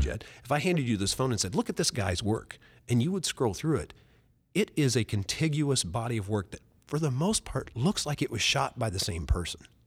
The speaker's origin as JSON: {"language": "English", "town": "Oakland City", "region": "Indiana", "country": "United States", "tie": "born or raised there", "said": "I'm from Oakland City, Indiana."}